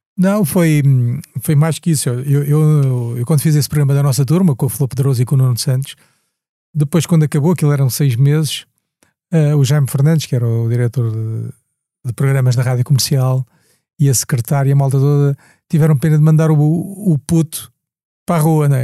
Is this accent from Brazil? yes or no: no; Angola; now in Portugal; Eu vim de Angola